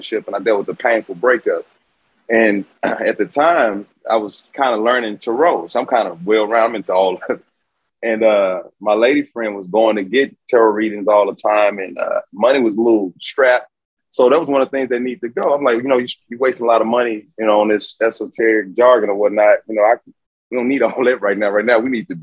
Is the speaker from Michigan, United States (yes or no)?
no; Houston, Texas, United States; I'm from Houston, Texas, born and raised